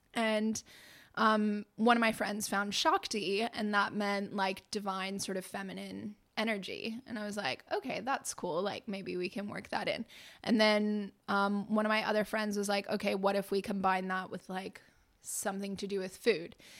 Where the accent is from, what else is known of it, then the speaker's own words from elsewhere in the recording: Lincoln, Massachusetts, United States; also born or lived in Melbourne, Australia; I grew up in Lincoln, Massachusetts